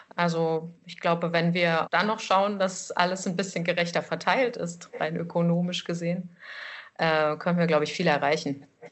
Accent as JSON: {"language": "German", "town": "Erfurt", "region": "Thuringia", "country": "Germany", "also_born_or_lived": "Lower Saxony", "moved": "as an adult", "lives_now": "Leipzig, Germany", "said": "In Leipzig sage ich, ich komme aus Erfurt."}